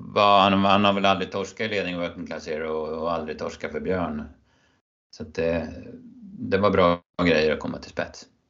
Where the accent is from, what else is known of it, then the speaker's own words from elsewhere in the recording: Örebro County, Sweden; mina hemtrakter här i natten mot eh, söndag då typ eh, hela Örebro län